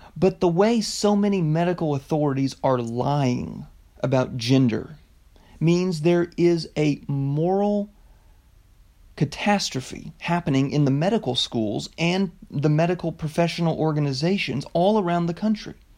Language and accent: English; United States; as an American